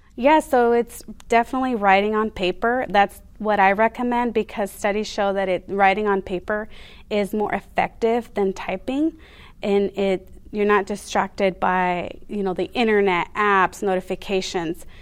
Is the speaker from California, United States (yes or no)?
yes; San Diego, California, United States; also born or lived in Mexico; was raised in San Diego most of my life